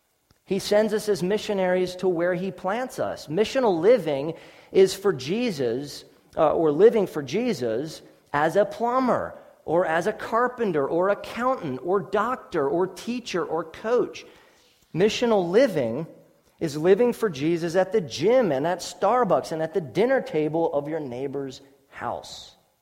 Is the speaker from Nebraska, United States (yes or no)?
no; Ephrata, Pennsylvania, United States; born there; Let me start in 1979. I was born in Ephrata and my parents, you know, dropped me on my head or whatever.